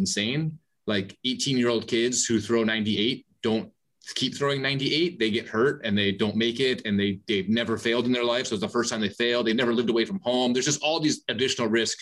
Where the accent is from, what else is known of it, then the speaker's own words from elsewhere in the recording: Chicago, Illinois, United States; I'm born and raised in Chicago, living in Chicago.